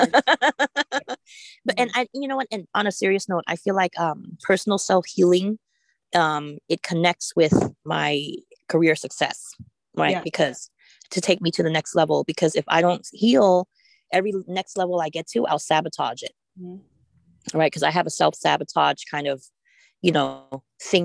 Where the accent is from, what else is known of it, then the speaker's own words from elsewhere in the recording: United States; also born or lived in Cambodia; I was here since I was 6 months old.